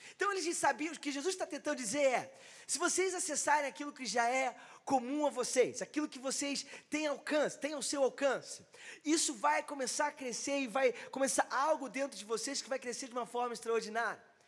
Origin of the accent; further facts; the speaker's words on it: Rio de Janeiro, Brazil; moved away as an adult; now in Osasco, Brazil; eu cresci no Rio, eu sou carioca